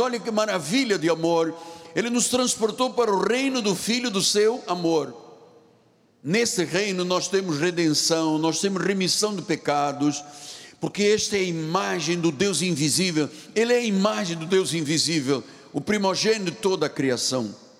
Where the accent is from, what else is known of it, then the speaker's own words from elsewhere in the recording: Luanda, Luanda Province, Angola; moved away; lá no meu país onde eu nasci, em Angola e Luanda.